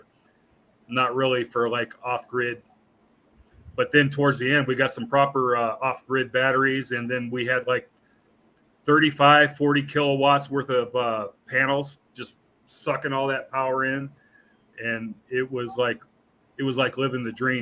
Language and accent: English; California, United States; moved away; also born or lived in Mesquite, Texas / Hammond, Louisiana; I was born and raised in California though, so that's kind of what I'm used to. I lived up North Bay Area by San Francisco